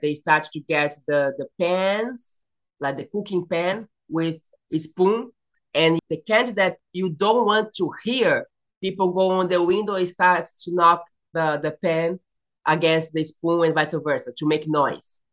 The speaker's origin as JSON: {"language": "English", "region": "São Paulo", "country": "Brazil", "tie": "born or raised there", "also_born_or_lived": "Indonesia / Bosnia and Herzegovina / Croatia / Australia", "second_language": "English", "moved": "as an adult", "lives_now": "Florida, United States", "said": "I was raised uh, in Sao Paulo. I grew up in Sao Paulo"}